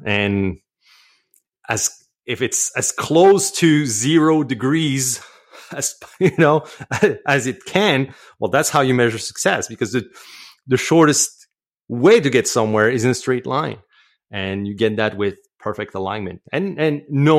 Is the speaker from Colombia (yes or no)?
no; Canada; accent: French Canadian; English is a second language; And obviously, my accent is probably betraying me, but yeah, I'm French Canadian.